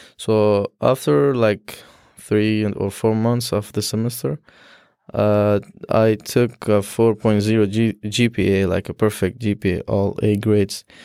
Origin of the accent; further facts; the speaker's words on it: Afghanistan; first language Dari; English is a second language; moved away as an adult; now in Syracuse, United States; I'm from Afghanistan